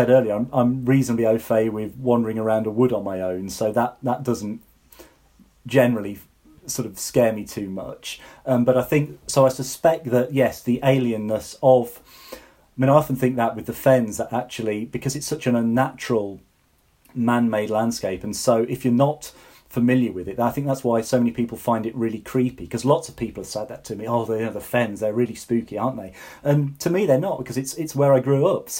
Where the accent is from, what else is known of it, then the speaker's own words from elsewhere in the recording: the Fens, East of England, United Kingdom; I grew up in the Fens